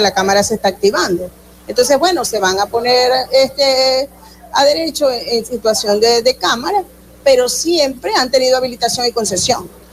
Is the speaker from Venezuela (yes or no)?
yes; Zulia, Venezuela